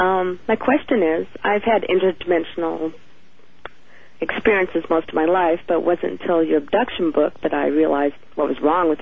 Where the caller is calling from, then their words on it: Kent, Washington, United States; I'm from Kent, Washington.